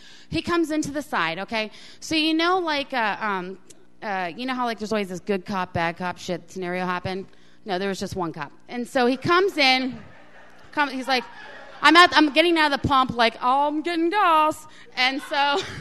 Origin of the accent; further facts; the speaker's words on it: Florida, United States; I'm from Florida